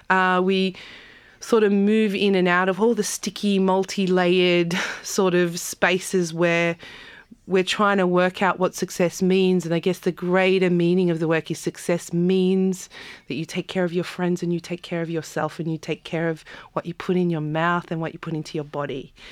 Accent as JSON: {"language": "English", "country": "South Africa", "lives_now": "Australia", "said": "We come from South Africa. We are occupying, you know, coming to occupy an occupied land like Australia where sovereignty hasn't been ceded."}